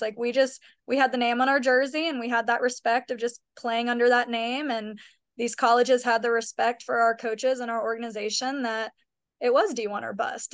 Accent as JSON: {"language": "English", "area": "Kennesaw, Woodstock, Atlanta area", "region": "Georgia", "country": "United States", "said": "we are both from the Kennesaw, Woodstock, Atlanta area."}